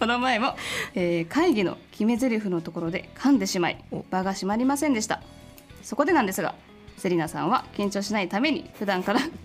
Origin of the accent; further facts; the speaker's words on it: Ehime, Japan; moved away as an adult; now in Tokyo, Japan; 出身は愛媛です